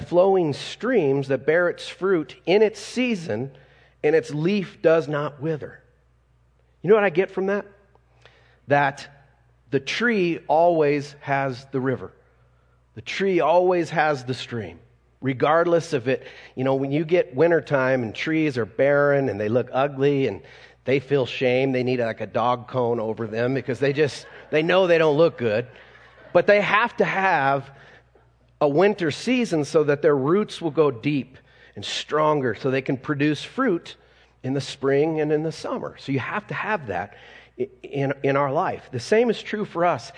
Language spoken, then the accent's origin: English; Colorado, United States; me being a Colorado kid, anybody born and raised in Colorado besides me?